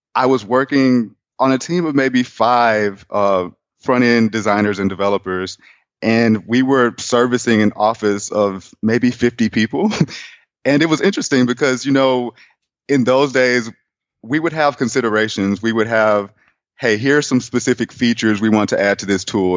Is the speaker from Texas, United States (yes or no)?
yes; Houston, Texas, United States; moved away as an adult; also born or lived in Atlanta, Georgia; now in Austin, United States; I'm from Houston, Texas